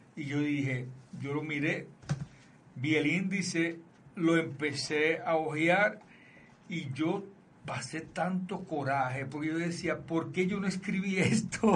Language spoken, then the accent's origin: Spanish; Aguadilla, Puerto Rico; desde Aguadilla, Puerto Rico, que es mi pueblo